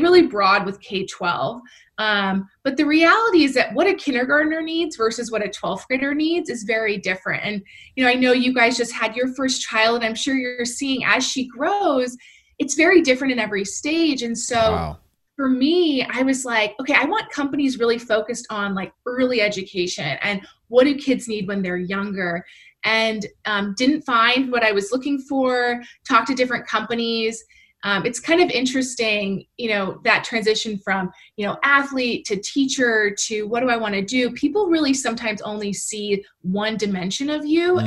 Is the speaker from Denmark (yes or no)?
no; West Coast, United States; moved away as an adult; I'm from the West Coast.